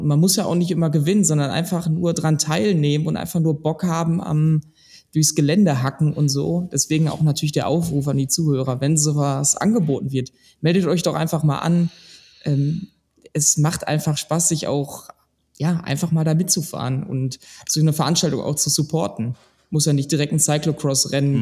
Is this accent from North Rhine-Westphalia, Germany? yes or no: yes; Ruhr area, North Rhine-Westphalia, Germany; ich bin eigentlich auch wie die anderen eigentlich ein Kind des Ruhrgebiets